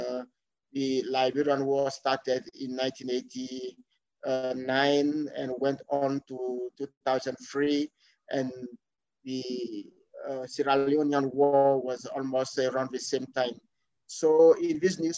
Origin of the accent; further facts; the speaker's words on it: Côte d’Ivoire; English is a second language; We start learning English basically at the secondary school level in Cote d'Ivoire. So when I went to secondary school around 1999-2000, so I started learning English